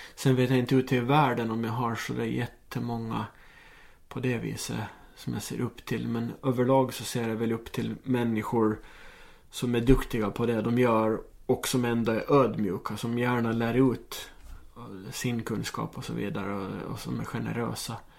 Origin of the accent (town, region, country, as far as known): Åland Islands